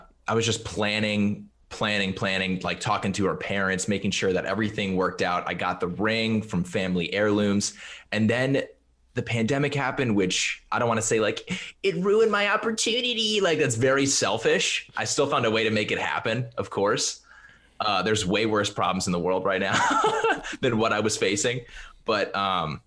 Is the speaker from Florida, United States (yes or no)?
yes; Florida, United States; also born or lived in Albany, New York; Then I moved to Florida